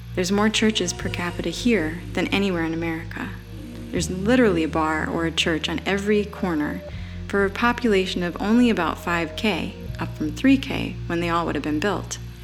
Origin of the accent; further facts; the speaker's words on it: Scranton, Pennsylvania, United States; moved away; my hometown of Scranton, PA